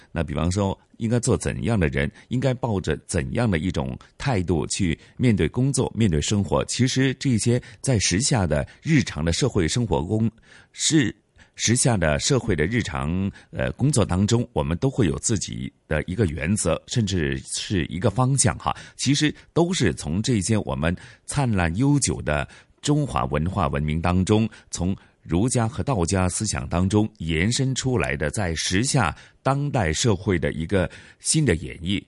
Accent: Hong Kong; 我们其实香港人

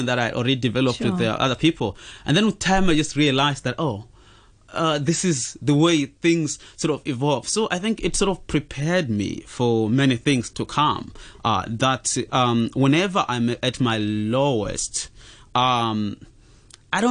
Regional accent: Zimbabwe; now in Hong Kong; So I'm from Zimbabwe and came here in Hong Kong as a refugee

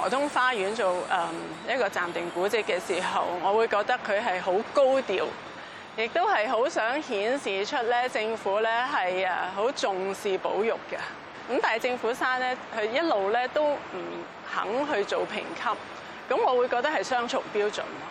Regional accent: Hong Kong; 其實我諗係關乎即係我哋香港人對於我哋自己嘅誒身份啦，同埋我哋嘅核心價值，慢慢嘅一種嘅確立咯。

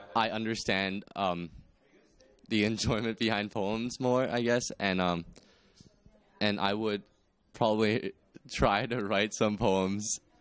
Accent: Australia; my experience of growing up in Australia

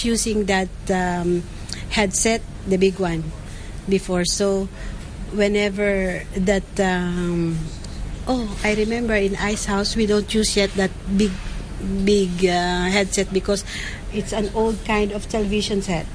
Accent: Philippines; moved away as an adult; now in Hong Kong; I'm from the Philippines, and I've been here in Hong Kong for 9 years.

